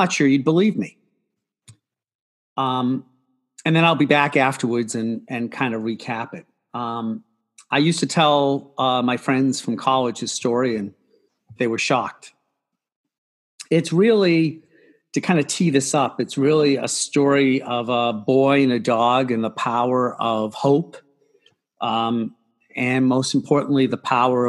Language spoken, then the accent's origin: English; Boston, Massachusetts, United States; growing up in the Boston area